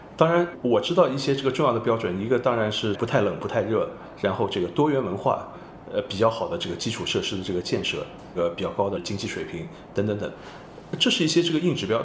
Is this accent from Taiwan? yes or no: no; Shanghai, China; first language Shanghainese; Chinese is a second language; 我出生在上海，我是上海人对。包括这个母语肯定也是上海话